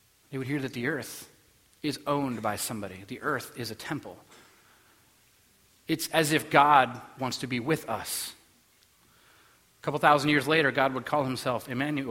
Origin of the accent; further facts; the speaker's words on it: United States; I'm American